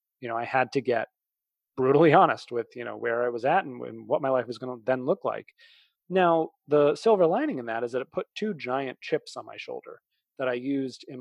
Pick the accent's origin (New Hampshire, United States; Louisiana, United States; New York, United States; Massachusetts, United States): Massachusetts, United States; outside of Boston; I grew up outside of Boston.